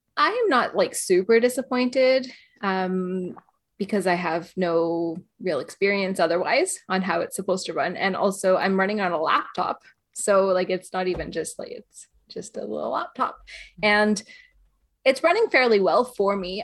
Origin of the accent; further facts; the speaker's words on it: Canada; now in Northern Ireland, United Kingdom; I'm, uh, Canadian. I live in Northern Ireland, but I also live in Canada.